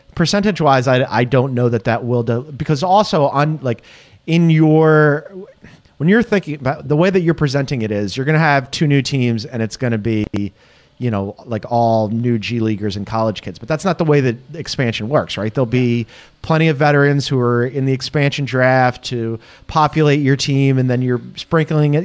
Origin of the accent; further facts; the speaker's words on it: Philadelphia, Pennsylvania, United States; also born or lived in Las Vegas; I am a Philadelphian, spent my entire life there.